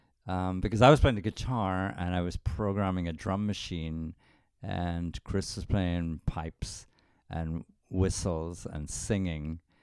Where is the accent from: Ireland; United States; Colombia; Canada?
Ireland; Wexford, Leinster; I come from Turner and Kerwin of Wexford, which was impossible to say.